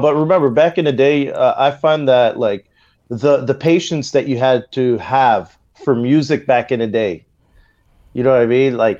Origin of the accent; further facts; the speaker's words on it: Ottawa, Ontario, Canada; also born or lived in Montreal; I was born in Montreal, but raised in Ottawa.